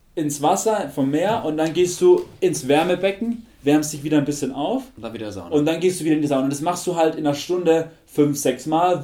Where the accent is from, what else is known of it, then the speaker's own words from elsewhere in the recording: Germany; bei uns in Deutschland